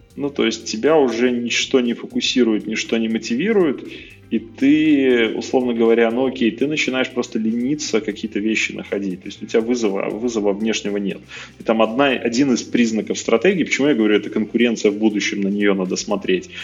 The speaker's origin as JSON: {"language": "Russian", "region": "Minsk", "country": "Belarus", "said": "Я просто из Минска сам"}